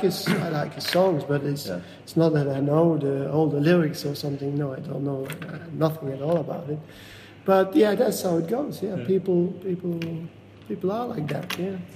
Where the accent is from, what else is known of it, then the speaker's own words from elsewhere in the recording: Flemish part, Flanders, Belgium; English is a second language; moved away as an adult; now in Washington, United States; I grew up in a very small village in the northeast of Belgium. Mm-hmm um, 500 meters from the Dutch border. So it's a very it's it's called it's the Flemish part of Belgium